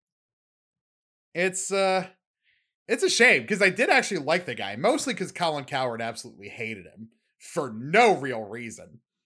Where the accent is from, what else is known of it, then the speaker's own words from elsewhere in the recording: Baltimore, Maryland, United States; I'm from Baltimore